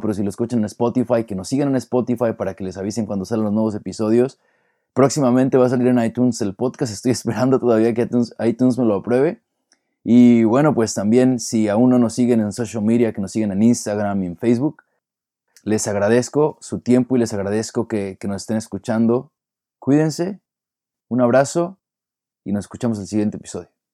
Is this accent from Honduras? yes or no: no; Mexico; now in United States; nosotros somos de México